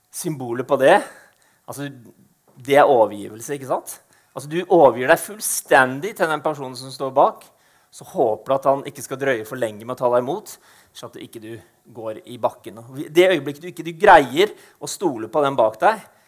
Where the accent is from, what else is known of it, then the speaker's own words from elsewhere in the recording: Eastern Norway, Norway; moved away as an adult; now in Arendal, Norway; født og oppvokst på Østlandet